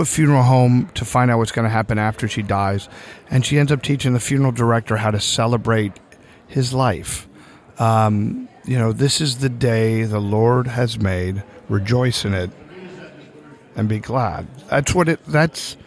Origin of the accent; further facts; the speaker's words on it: Lehigh Valley, Pennsylvania, United States; moved away; I actually went to my hometown. I started in Lehigh Valley, Pennsylvania